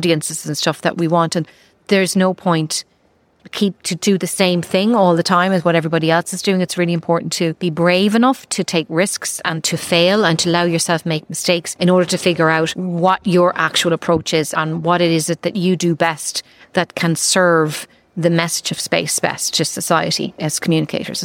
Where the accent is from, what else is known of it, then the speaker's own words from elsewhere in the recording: Ireland; I came from Ireland